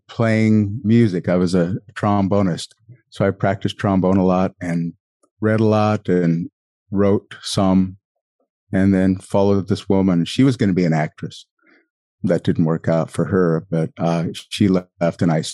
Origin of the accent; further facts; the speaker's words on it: a small town outside of Billings, Montana, United States; moved away as an adult; I was from a small town outside of Billings